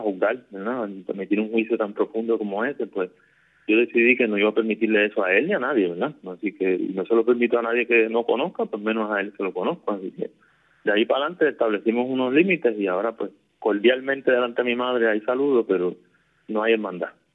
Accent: Caguas, Puerto Rico; also born or lived in Fajardo; yo me crié aquí en el barrio Cañajoncito, en Cagua este, nací en Fajardo, pero me criaba aquí toda mi vida acá, prácticamente.

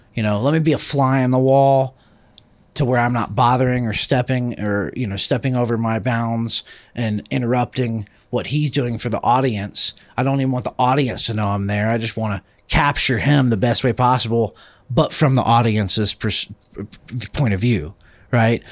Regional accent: Atlanta, Georgia, United States; I come from Atlanta

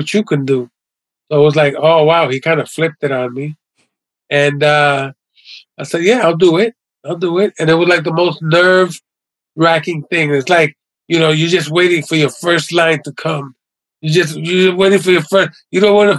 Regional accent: New York City, New York, United States; also born or lived in Lower East Side, New York City; growing up in the West Village was really cool. I went to PS 41 elementary school

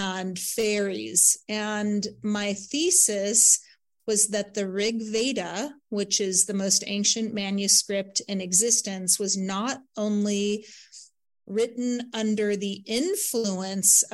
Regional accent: Santa Barbara, California, United States; Santa Barbara is my hometown, Montecito, actually

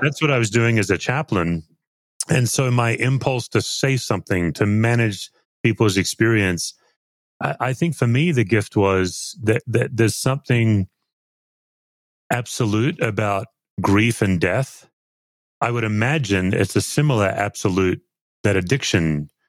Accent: Australia; accent: Aussie; my Aussie accent

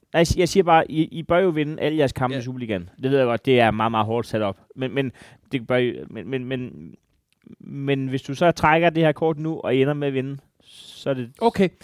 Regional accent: Denmark; mit land, da jeg voksede op

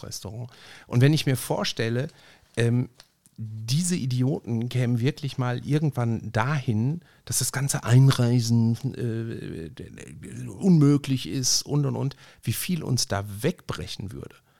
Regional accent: Ruhr area, North Rhine-Westphalia, Germany; wie man bei uns im Ruhrgebiet sagt

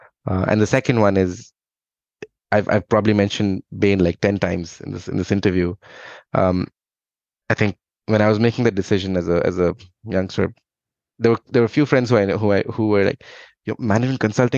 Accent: India; English is a second language; now in Dublin, Ireland; I'm from India, and I think, I grew up. My dad was in the Indian Army, so we moved around a lot in India.

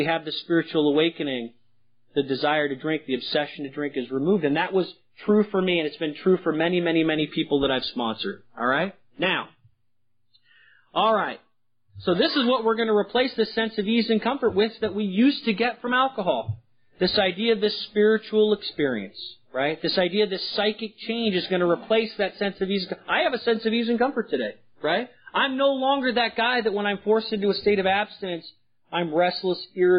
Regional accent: San Francisco, California, United States; I was from San Francisco

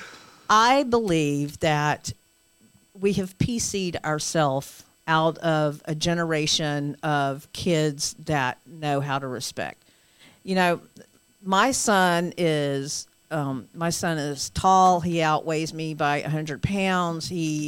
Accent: the South, United States; I'm from the South

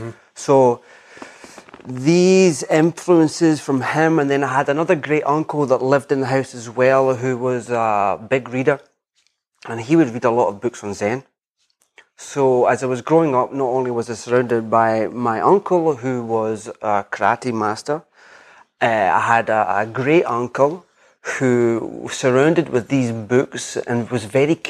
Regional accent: west coast of Scotland, United Kingdom; moved away as an adult; also born or lived in England; now in Edinburgh, United Kingdom; I'm from the west coast of Scotland.

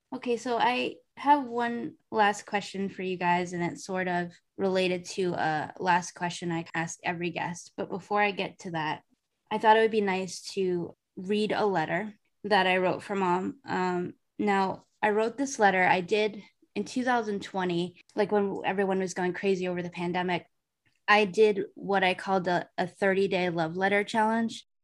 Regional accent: Massachusetts, United States; moved away as an adult; also born or lived in Arizona; I moved away from Massachusetts to Arizona for a period of time after I graduated college. And then I went home

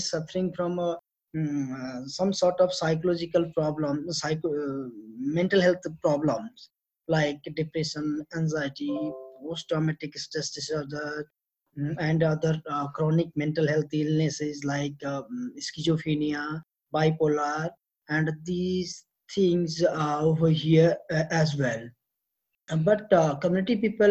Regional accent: Nepal; I am from Nepal. That is a South Asian country.

